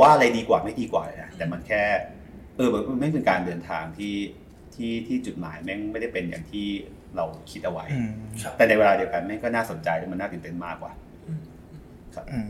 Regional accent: Nonthaburi, Thailand; พี่เป็นเด็กเป็นเด็กนนจังหวัดนนนะเกิดและเติบโตที่แถวท่าน้ำนนนะครับ

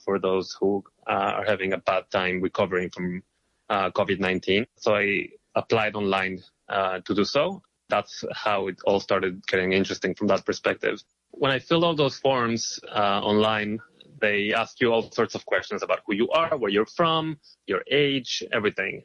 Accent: Israel; moved away as an adult; now in New York, United States; I am originally from Israel

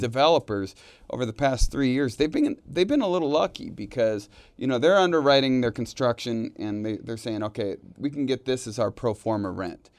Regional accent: Bay Area, California, United States; moved away as an adult; also born or lived in Reno, Nevada; now in Northern Nevada, United States; I grew up in the Bay Area

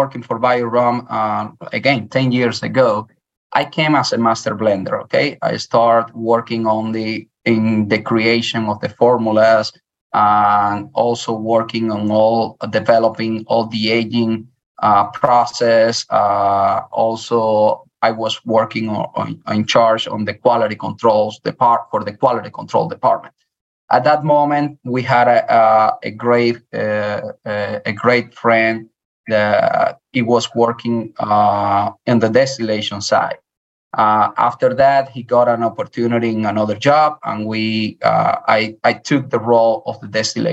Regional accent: Dominican Republic; English is a second language; moved away as an adult; also born or lived in Cuba; now in Louisiana, United States; I'm from Cuba. I'm raised in Dominican Republic.

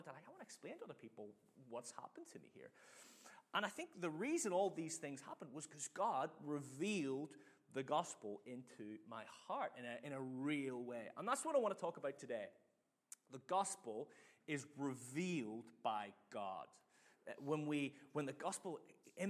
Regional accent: Northern Ireland, United Kingdom; now in Manchester, United Kingdom; I grew up in Northern Ireland

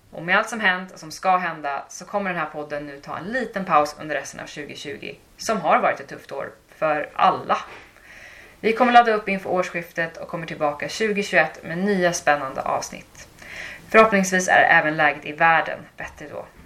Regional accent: Sweden; jag är svensk liksom. Och i vissa andra situationer så bara ja jag vet att jag är svensk liksom.

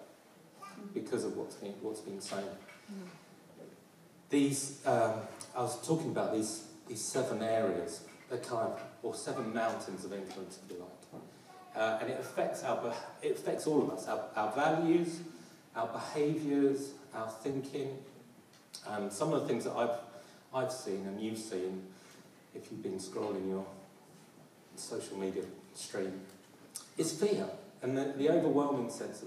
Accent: London, United Kingdom; As you can hear my accent, I'm a proud Londoner

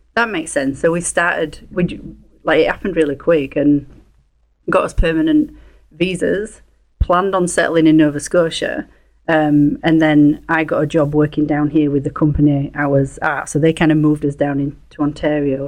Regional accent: a little town just outside of Leeds, Yorkshire and the Humber, United Kingdom; accent: broad English; moved away as an adult; now in Canada; near Leeds, a little town just outside of Leeds

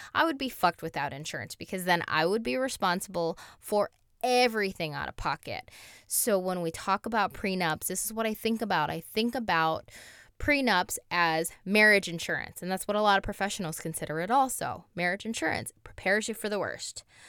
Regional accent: Toledo, Ohio, United States; we're from Toledo. If anybody doesn't know where Toledo is, it's south of Detroit.

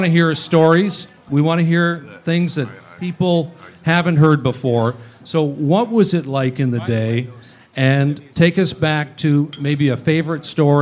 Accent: Vancouver, British Columbia, Canada; I grew up in Vancouver

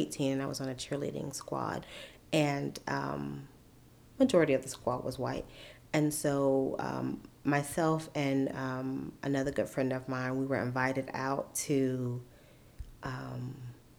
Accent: Sandersville, Georgia, United States; moved away as an adult; also born or lived in Augusta, Georgia / Atlanta, Georgia; I was born in Augusta, and but grew up in Sandersville. I went to school all the way through high school, graduated there, and then moved to Atlanta

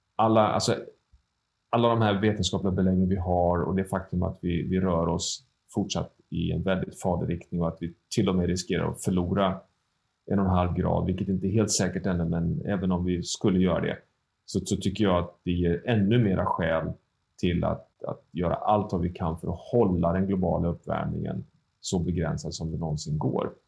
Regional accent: Sweden; som svensk medborgare

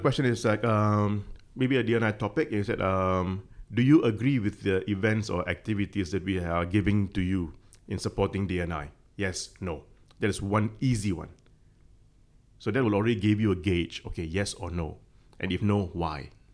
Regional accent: Malaysia; now in Hong Kong; I'm Malaysian

